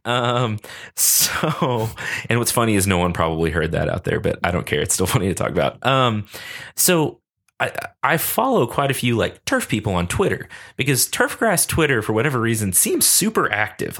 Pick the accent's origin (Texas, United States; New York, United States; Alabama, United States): Texas, United States; Lubbock; I grew up here in Lubbock